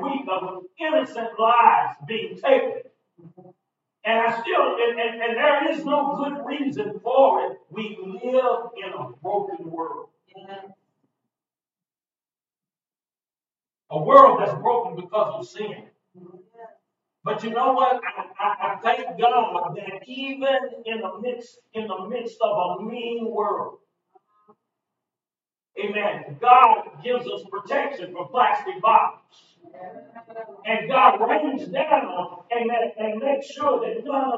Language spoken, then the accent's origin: English; East St. Louis, Illinois, United States; I was born in St. Louis. I grew up in East St. Louis